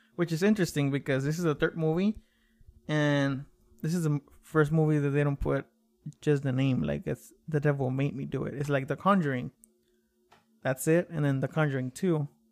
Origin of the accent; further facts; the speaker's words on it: Mexico; moved away; I was raised in Mexico